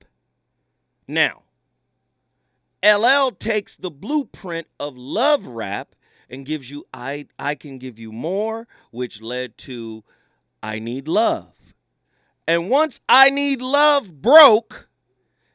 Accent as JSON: {"language": "English", "town": "Pasadena", "region": "California", "country": "United States", "tie": "born or raised there", "said": "my hometown, Pasadena"}